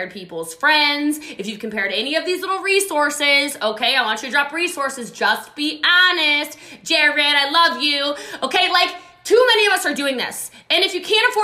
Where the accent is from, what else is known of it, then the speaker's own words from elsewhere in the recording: Frederick County, Maryland, United States; I'm from Frederick County